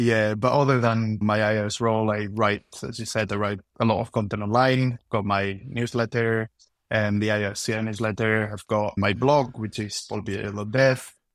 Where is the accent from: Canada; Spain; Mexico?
Spain; moved away as an adult; now in United Kingdom; I'm originally from Spain, but been living in the U K for the last nine years